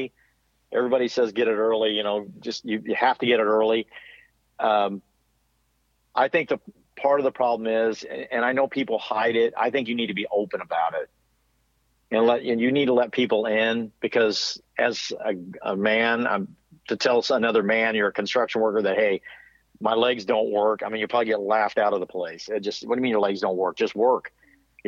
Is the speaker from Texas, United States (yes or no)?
no; Missouri, United States; I'm from Missouri